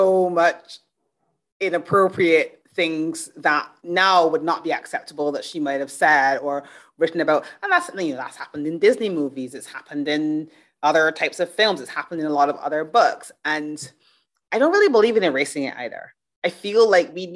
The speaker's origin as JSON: {"language": "English", "country": "Barbados", "tie": "born or raised there", "also_born_or_lived": "United Kingdom", "moved": "yes", "said": "I grew up in Barbados. I've lived in the UK."}